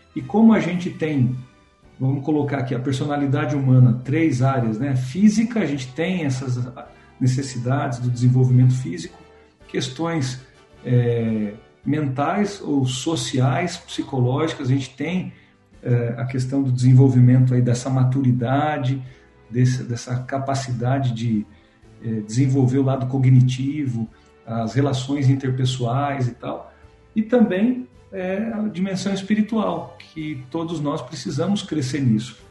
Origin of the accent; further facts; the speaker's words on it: Santo André, São Paulo, Brazil; Eu sou de Santo André, a gente está aí, a origem aqui em São Paulo, mas é no ABC Paulista